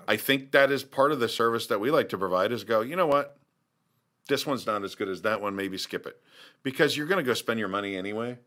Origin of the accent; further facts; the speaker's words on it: Kansas City, United States; I'm from Kansas City area.